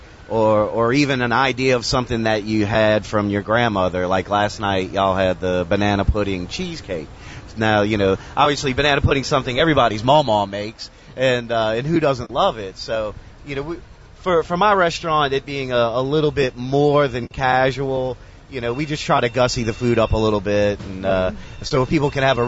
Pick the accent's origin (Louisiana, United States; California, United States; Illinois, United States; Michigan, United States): Louisiana, United States; South; now in Shreveport, United States; I grew up in South Louisiana. I moved to North Louisiana